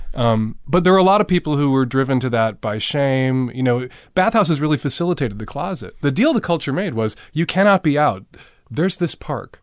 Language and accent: English; Chicago, Illinois, United States; I grew up in, in Rogers Park, which is as far north and east